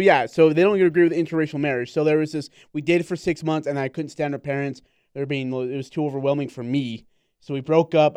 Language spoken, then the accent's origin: English; India; moved away; I'm from India